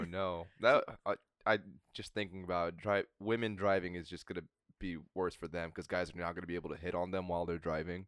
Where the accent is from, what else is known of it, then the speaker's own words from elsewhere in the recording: United States; growing up in America